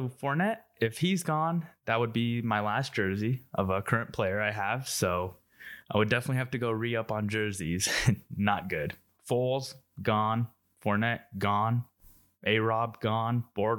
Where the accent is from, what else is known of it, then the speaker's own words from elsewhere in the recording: Colorado, United States; also born or lived in Bay Area, California; I was born in the Bay Area and then we moved to Colorado shortly after.